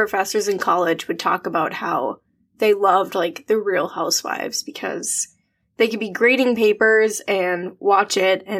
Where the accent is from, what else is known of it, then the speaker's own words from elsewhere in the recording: Minneapolis, Minnesota, United States; also born or lived in Iowa; I am Minneapolis based. I've lived here pretty much my entire life, minus some time in Iowa for college. I live here with my husband and our dogs.